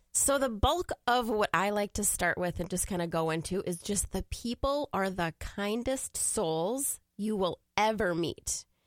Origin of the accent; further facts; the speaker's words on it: Woodbury, Minnesota, United States; also born or lived in Iran; now in St. Paul, United States; I grew up in Woodbury, so that little suburb over there.